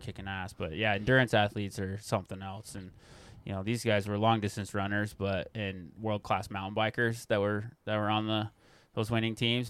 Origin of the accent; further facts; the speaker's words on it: Corvallis, Montana, United States; also born or lived in Missoula, Montana / Big Sky, Montana / Bozeman, Montana; I grew up in the Bitterroot. I went to Corvallis High School, graduated there